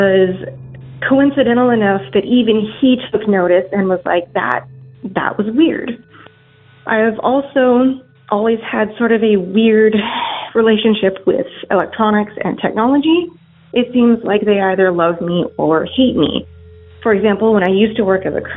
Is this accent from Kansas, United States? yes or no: yes; Kansas, United States; I am from Kansas